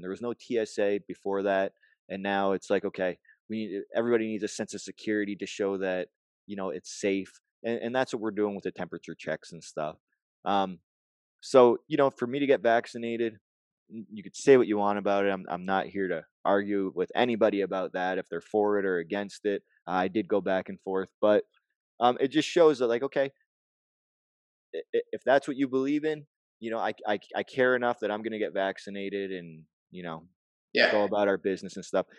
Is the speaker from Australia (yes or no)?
no; Canada